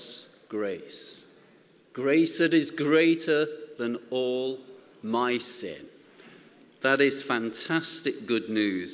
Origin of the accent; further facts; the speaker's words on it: Nottingham, East Midlands, United Kingdom; when I was a young man growing up in Nottingham